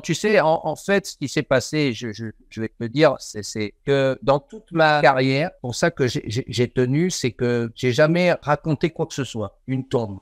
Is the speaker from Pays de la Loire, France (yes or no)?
no; Marseille, Provence-Alpes-Côte d'Azur, France; je suis de Marseille